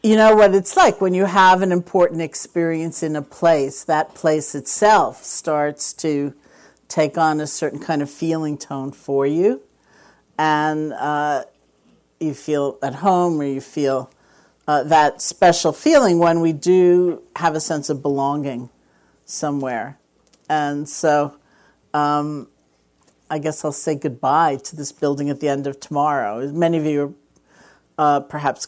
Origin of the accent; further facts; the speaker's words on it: New York, United States; I'm from New York